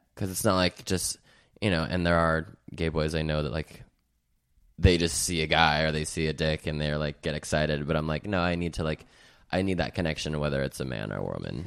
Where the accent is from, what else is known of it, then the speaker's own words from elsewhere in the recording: Salt Lake City, Utah, United States; moved away as an adult; now in California, United States; I'm from Salt Lake City, Utah. I moved to California about two years ago